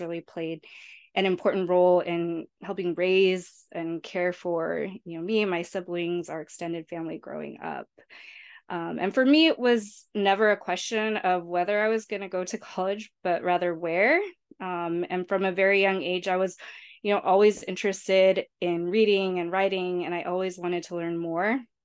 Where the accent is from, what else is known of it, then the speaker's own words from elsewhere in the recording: San Diego, California, United States; I was born and raised in San Diego, California, and grew up in the South Bay, so just a few minutes away from the U S Mexico border